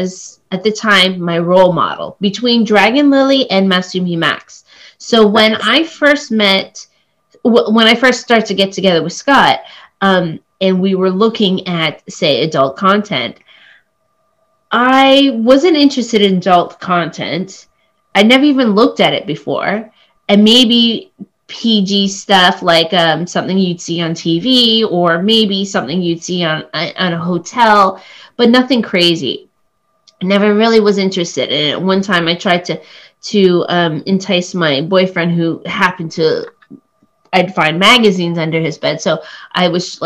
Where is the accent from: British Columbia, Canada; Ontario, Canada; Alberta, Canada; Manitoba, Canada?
Ontario, Canada; Oakville; first language English; also born or lived in Cambodia; now in Toronto, Canada; I grew up just outside of Toronto